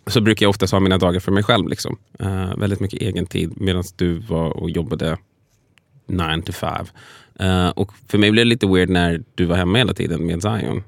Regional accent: Sweden; jag liksom född och uppvuxen i Sverige

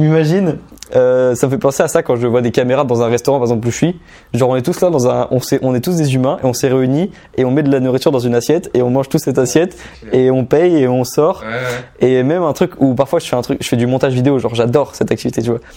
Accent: Normandy, France; je suis originaire de Normandie. Mais euh, autour de moi, dans mon entourage en Normandie, dans ma ville de 9000 habitants

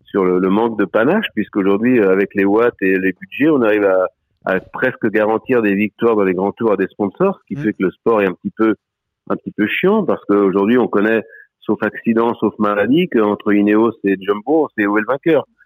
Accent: Vendée, Pays de la Loire, France; C'était chez nous en Vendée

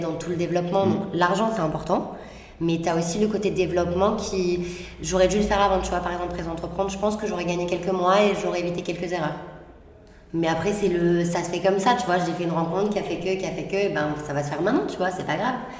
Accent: Marseille, Provence-Alpes-Côte d'Azur, France; J'ai grandi, euh, à Marseille, dans, avec les gens, euh, Marseille huitième

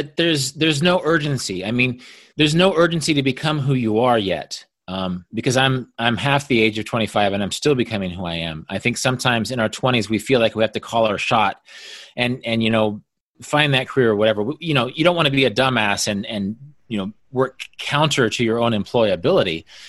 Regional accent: Kansas, United States; moved away; I was from Kansas

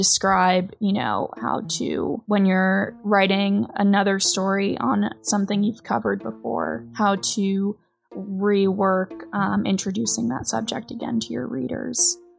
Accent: New York City, New York, United States; moved away as an adult; now in Kalispell, United States; Growing up in New York City, you know, I never knew my neighbors, or there was no such thing as locals or familiar faces.

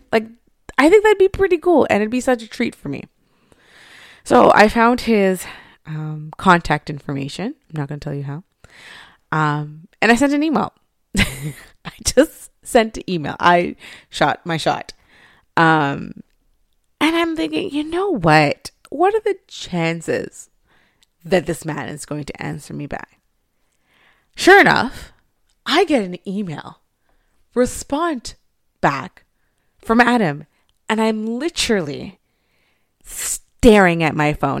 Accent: Montreal, Quebec, Canada; I grew up in Montreal.

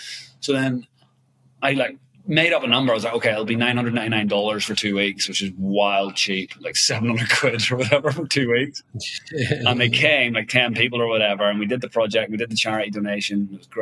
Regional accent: Ireland; You know, I'm Irish, obviously, but I've been living in Asia for 15 years.

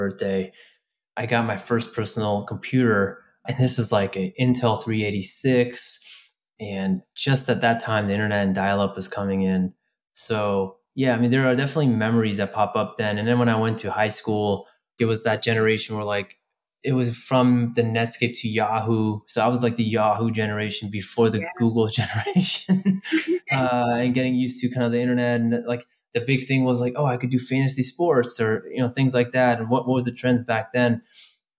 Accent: Bay Area, California, United States; I'm a local from the Bay Area

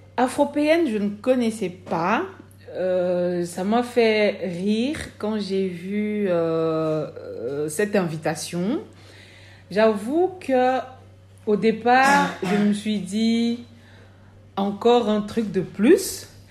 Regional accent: Cameroon; now in Belgium; Je viens du Cameroun. je suis en Belgique depuis 2000, décembre 2000.

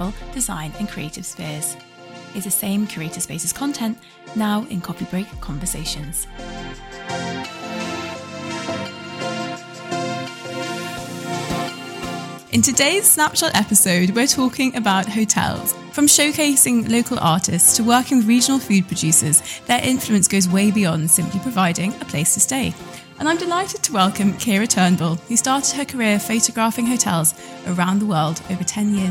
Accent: near Manchester, North West England, United Kingdom; I grew up near Manchester

